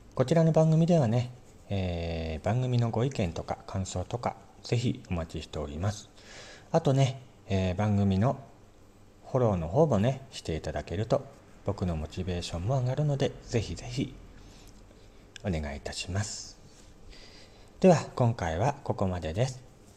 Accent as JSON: {"language": "Japanese", "town": "Morioka", "region": "Iwate", "country": "Japan", "tie": "born or raised there", "said": "僕の地元の盛岡"}